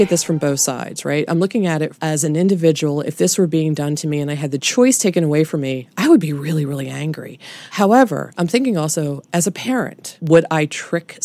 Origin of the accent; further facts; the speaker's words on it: United States; as an American